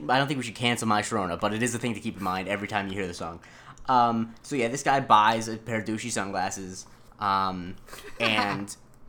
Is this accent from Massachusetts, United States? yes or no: no; Florida, United States; The area I grew up in Florida is 100% the South.